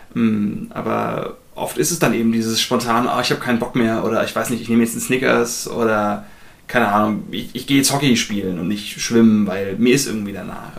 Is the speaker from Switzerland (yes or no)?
no; Germany; wir zumindest als Deutsche